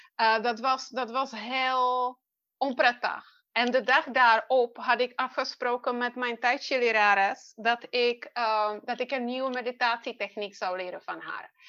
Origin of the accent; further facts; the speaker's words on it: Czechia; Dutch is a second language; moved away as an adult; now in Netherlands; Ik ben geboren in Tsjechië en ik woon in Nederland. Um, het wordt 21 jaar dit jaar. Eh, dat, ik, dat ik naar Nederland kwam